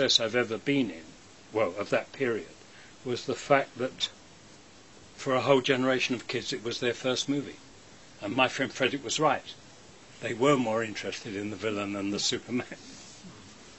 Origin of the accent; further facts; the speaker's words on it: England, United Kingdom; I'm an English actor